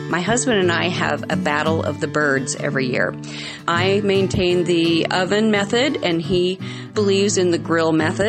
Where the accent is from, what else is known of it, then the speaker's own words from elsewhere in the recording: Lincoln, Nebraska, United States; I'm from Lincoln, Nebraska.